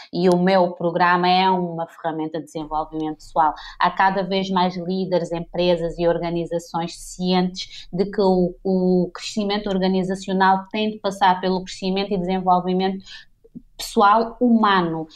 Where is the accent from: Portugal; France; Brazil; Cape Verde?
Cape Verde; Santo Antão; moved away; also born or lived in Praia, Cape Verde; eu sou de Santo Antão